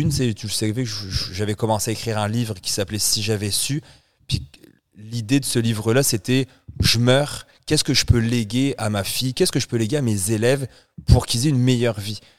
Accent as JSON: {"language": "French", "country": "France", "lives_now": "Canada", "said": "Je suis Français d'origine là. Je suis canadien. Français d'origine."}